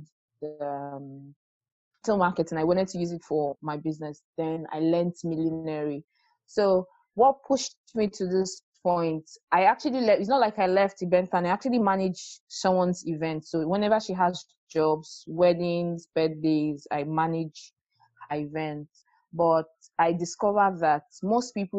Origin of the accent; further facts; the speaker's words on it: Lagos, Nigeria; I grew up in Lagos